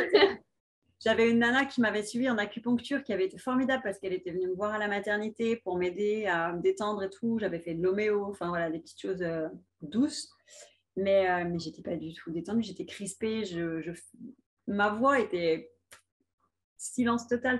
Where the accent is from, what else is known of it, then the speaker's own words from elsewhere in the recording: France; chez nous en France